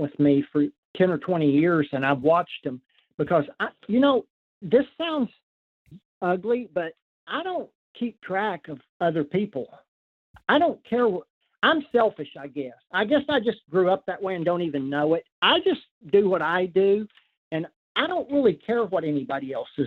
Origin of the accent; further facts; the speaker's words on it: Oklahoma, United States; in my home state, Oklahoma